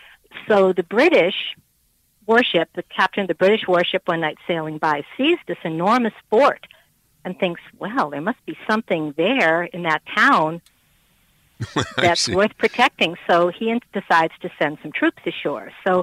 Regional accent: Gloucester, Massachusetts, United States; I was born in Gloucester, Massachusetts, which is, you know, the home of the old fishing area in the movie The Perfect Storm was set in Gloucester, Mass.

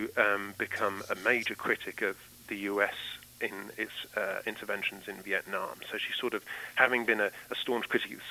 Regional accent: London, United Kingdom; moved away as an adult; now in Massachusetts, United States; I'm from London in the United Kingdom. I moved to the United States in 2012 and have lived in Massachusetts ever since.

